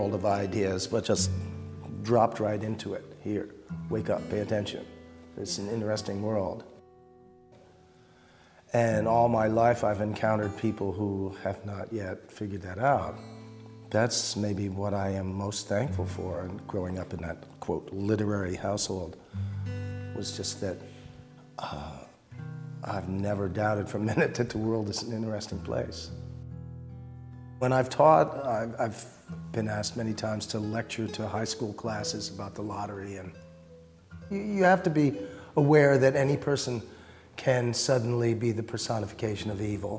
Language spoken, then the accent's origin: English; North Bennington, Vermont, United States; I grew up in North Bennington